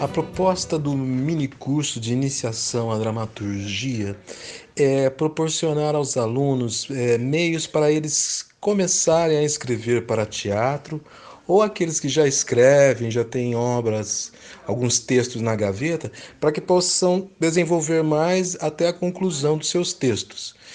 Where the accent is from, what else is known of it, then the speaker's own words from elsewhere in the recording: Londrina, Paraná, Brazil; eu sou londrinense